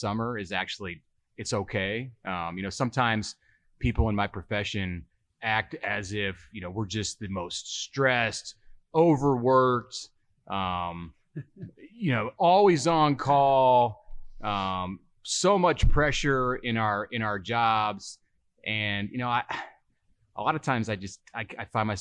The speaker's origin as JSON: {"language": "English", "town": "Omaha", "region": "Nebraska", "country": "United States", "tie": "born or raised there", "also_born_or_lived": "Lincoln", "said": "I grew up in Omaha."}